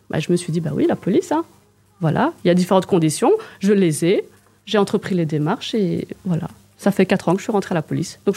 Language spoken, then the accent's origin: French; Liège, Wallonia, Belgium; accent: liégeois; parce que j'ai l'accent liégeois.